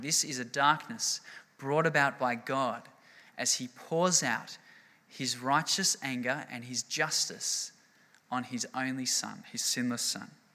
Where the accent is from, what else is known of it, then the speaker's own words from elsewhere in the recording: Australia; we're Australian